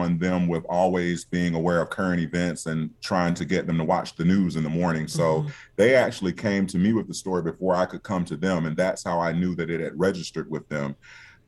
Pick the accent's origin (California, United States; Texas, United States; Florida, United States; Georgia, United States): Georgia, United States; Albany; also born or lived in New York / Washington, D.C.; here in my hometown of Albany